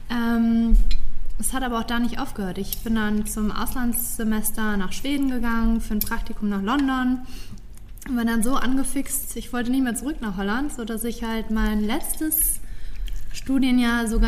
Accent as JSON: {"language": "German", "town": "Cologne", "region": "North Rhine-Westphalia", "country": "Germany", "tie": "born or raised there", "moved": "as an adult", "said": "Ähm, ja, also ich bin ja eigentlich in Köln geboren und eigentlich auch und auch aufgewachsen bis zu meinem 19. Lebensjahr war Köln auch meine abso, abso, absolute Lieblingsstadt."}